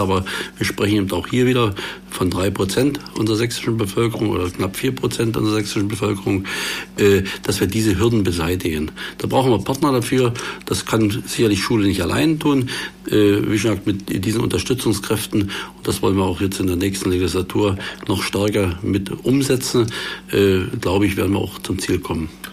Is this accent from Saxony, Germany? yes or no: yes; Görlitz district, East Saxony, Germany; nach Ostsachsen, also in meine Heimat, in den Landkreis Görlitz